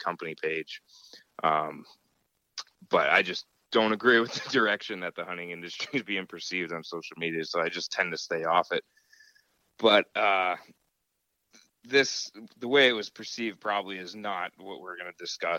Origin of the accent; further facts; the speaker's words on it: Pennsylvania, United States; my home state in Pennsylvania